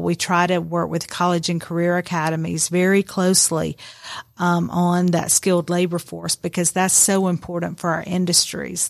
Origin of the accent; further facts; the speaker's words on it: Rome, Georgia, United States; growing up in West Rome